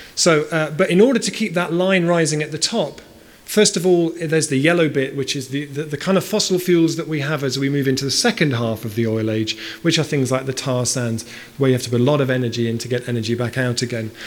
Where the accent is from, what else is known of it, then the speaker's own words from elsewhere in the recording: Bristol, South West England, United Kingdom; I grew up in Bristol. Bristol's my hometown.